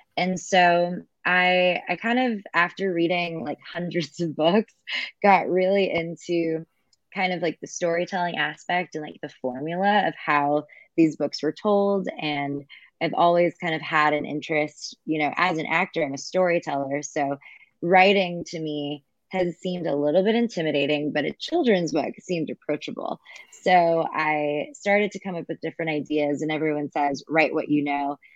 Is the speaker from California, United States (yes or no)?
yes; Kingsburg, California, United States; moved away as an adult; also born or lived in Los Angeles; I grew up in Central California, so a small town called Kingsburg. It's outside of Fresno